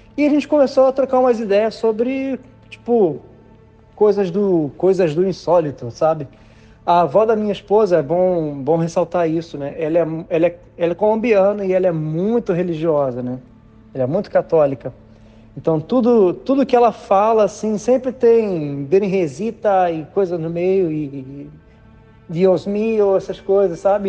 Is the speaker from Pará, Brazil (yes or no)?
no; Niterói, Rio de Janeiro, Brazil; moved away as an adult; now in Florida, United States; eu sou de Niterói, Rio de Janeiro, mas já há aproximadamente seis anos eu moro na Flórida